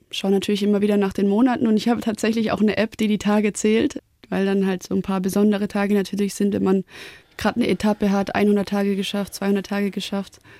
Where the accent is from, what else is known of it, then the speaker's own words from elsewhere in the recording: Baden-Württemberg, Germany; Weil klar, wir sind ja auch aus dem Schwabenland und ja.